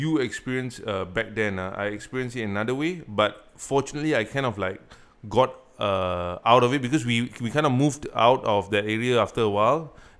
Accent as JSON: {"language": "English", "country": "Singapore", "tie": "born or raised there", "said": "I grew up in Marine Terrace."}